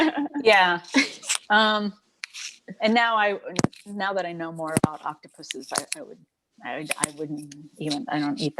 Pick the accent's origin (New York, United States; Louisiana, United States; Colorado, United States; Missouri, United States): Colorado, United States; Boulder; moved away as an adult; also born or lived in San Francisco; now in Bay Area, United States; I grew up in Colorado.